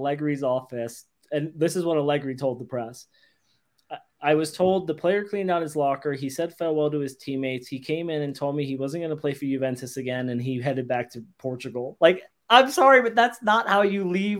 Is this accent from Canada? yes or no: no; England, United Kingdom; as an Englishman